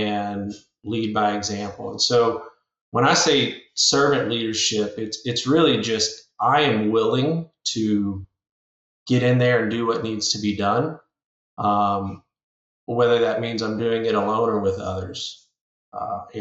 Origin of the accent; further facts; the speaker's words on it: Sunset, Louisiana, United States; moved away as an adult; also born or lived in Colorado; now in Lafayette, United States; born and raised South Louisiana, little town called Sunset.